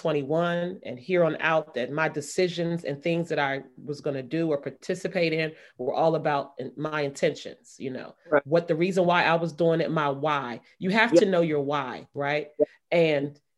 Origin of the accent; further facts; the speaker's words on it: Maryland, United States; moved away as an adult; also born or lived in Brooklyn, New York; I was still in the comfort of my hometown where I grew up.